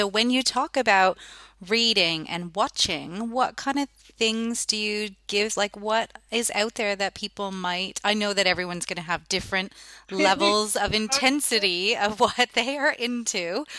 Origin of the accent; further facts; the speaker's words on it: Ottawa, Ontario, Canada; now in Australia; And I'm from Ottawa and it's like a bilingual part of Canada.